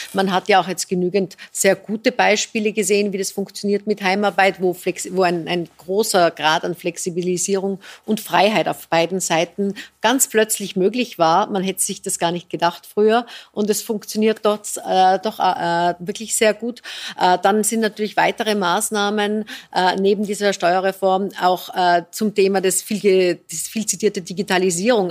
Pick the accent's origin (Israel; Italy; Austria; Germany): Austria; bei uns in Österreich